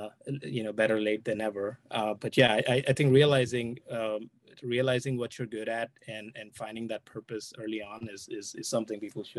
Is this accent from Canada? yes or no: no; India; moved away as an adult; now in United States; I'm originally from India.